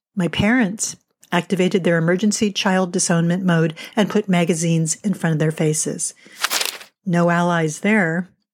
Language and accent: English; Miami, Florida, United States; also born or lived in New Jersey; When I was five, we moved from New Jersey to Miami, and my family joined Kings Bay Country Club.